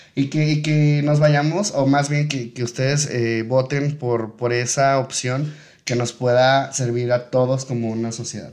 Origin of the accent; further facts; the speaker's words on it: Tepic, Nayarit, Mexico; nosotros como tepicenses, nosotros como nayaritas, nosotros como mexicanos